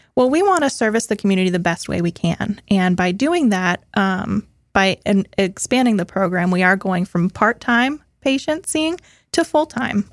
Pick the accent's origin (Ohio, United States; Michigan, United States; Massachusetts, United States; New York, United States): Massachusetts, United States; moved away as an adult; also born or lived in Richmond, Virginia; now in Florida, United States; I'm originally from Massachusetts, um, born and raised